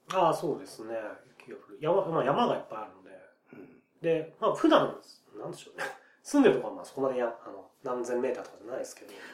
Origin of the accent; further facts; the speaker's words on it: Nagano, Japan; 僕長野なんですよ